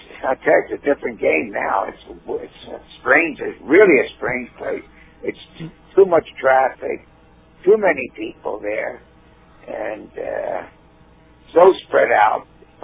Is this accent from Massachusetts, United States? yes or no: no; Baltimore, Maryland, United States; moved away as an adult; also born or lived in Hollywood, California; And I'm from Baltimore, Maryland.